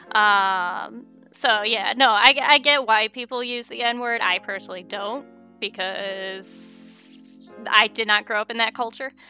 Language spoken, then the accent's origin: English; United States; I grew up in America